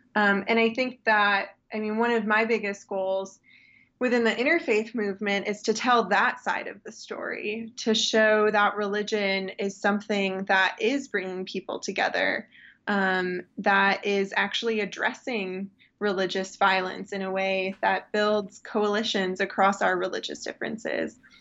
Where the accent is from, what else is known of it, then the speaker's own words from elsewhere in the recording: Muskegon, Michigan, United States; When I was raised in West Michigan in Muskegon